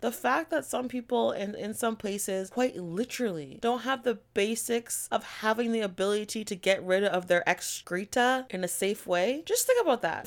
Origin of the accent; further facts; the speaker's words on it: Canada; I am a Canadian